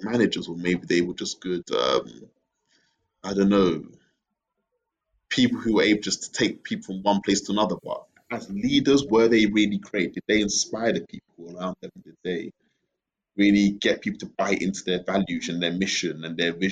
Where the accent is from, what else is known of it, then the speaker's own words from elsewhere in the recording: Bury, North West England, United Kingdom; moved away as an adult; now in Ghana; I grew up in Bury. Bury. Greater Manchester